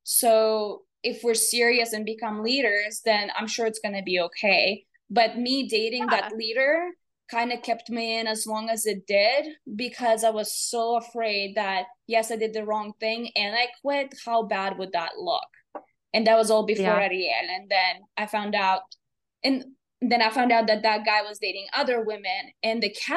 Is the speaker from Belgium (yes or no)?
no; Latvia; moved away; I am originally from Latvia